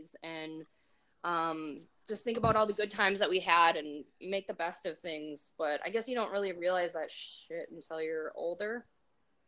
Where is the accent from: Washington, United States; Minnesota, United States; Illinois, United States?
Minnesota, United States; accent: Minnesotan; my Minnesotan accent